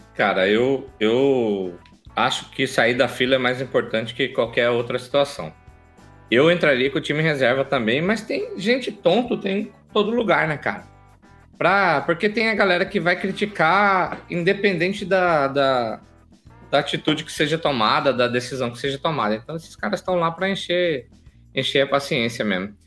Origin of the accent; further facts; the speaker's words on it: Alto Araguaia, Mato Grosso, Brazil; lá de Altaraguaia, interior de Mato Grosso, lá de onde eu nasci.